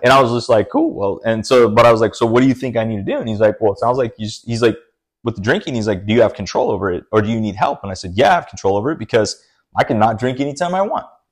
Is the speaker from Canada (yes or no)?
no; Brazil; moved away; I'm always from Brazil